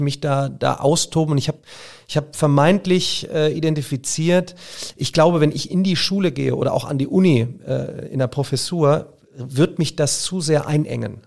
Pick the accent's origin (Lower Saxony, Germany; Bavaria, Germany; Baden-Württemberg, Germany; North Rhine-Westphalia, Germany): North Rhine-Westphalia, Germany; Remscheid; ich komme ja aus Remscheid